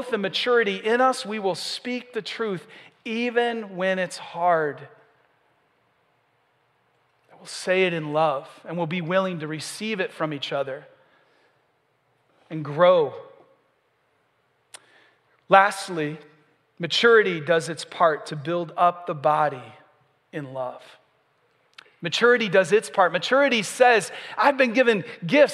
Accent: Michigan, United States; also born or lived in the South (US); now in Southern United States; I'm from Michigan

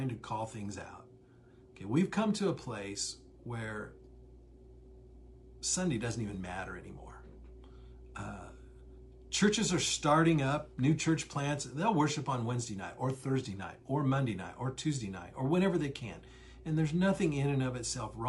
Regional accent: Midwest, United States; growing up in the Midwest, small town culture

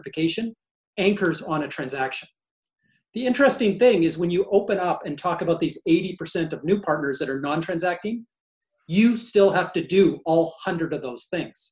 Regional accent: Canada; as a Canadian

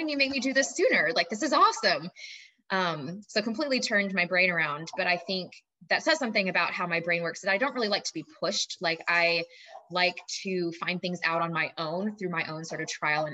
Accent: Austin, Texas, United States; I grew up in Austin, Texas

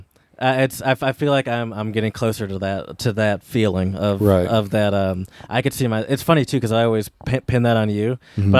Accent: United States; also born or lived in Meerbusch, Germany; I'm an American.

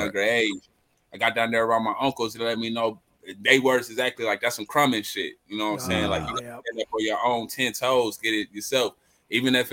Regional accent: Columbus, Ohio, United States; also born or lived in Texas; I was born and raised in Columbus, Ohio

